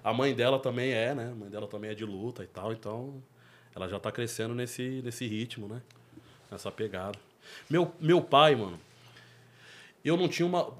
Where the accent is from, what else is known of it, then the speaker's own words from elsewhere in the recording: near Capão Redondo, São Paulo, Brazil; Por mais que da minha quebrada até lá é 10 minutos